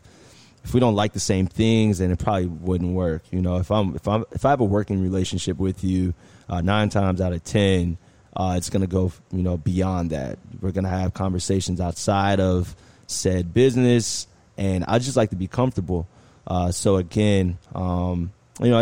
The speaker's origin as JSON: {"language": "English", "town": "Indianapolis", "region": "Indiana", "country": "United States", "moved": "yes", "lives_now": "Miami, United States", "said": "I'm originally from Indianapolis"}